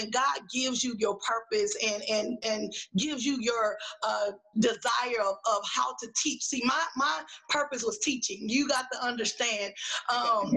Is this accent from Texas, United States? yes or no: yes; Dallas, Texas, United States; moved away; also born or lived in Houston, Texas; I grew up in Oak Cliff in Dallas, Texas